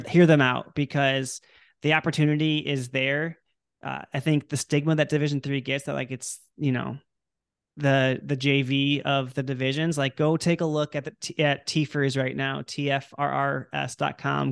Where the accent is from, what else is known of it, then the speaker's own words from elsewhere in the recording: Illinois, United States; I'm from Illinois